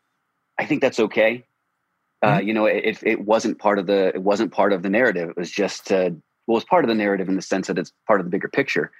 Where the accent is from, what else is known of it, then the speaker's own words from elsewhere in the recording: United States; I grew up outside of Washington, D.C.